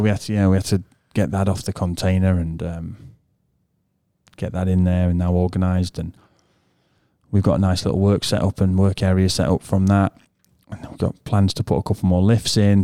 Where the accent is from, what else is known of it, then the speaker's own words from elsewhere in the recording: England, United Kingdom; first language English; we're born English and we speak English